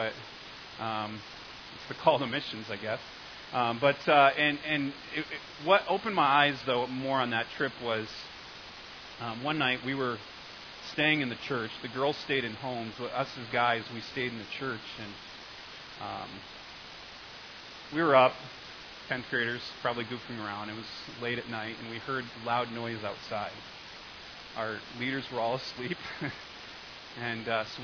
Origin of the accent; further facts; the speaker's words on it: Connecticut, United States; I'm from Connecticut